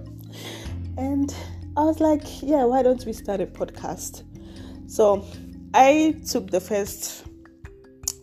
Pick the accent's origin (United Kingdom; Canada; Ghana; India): Ghana; now in Leipzig, Germany; So I come from Ghana, but I currently live in Leipzig, Germany. I've been living here for over 4 years